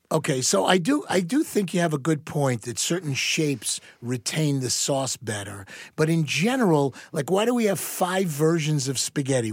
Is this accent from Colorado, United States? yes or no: no; New York, United States; moved away; also born or lived in Dallas, Texas; a very proud New Yorker